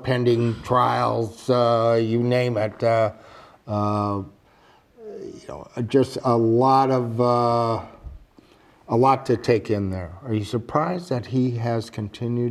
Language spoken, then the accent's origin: English; Midwest, United States; now in Boston, United States; I'm originally from the Midwest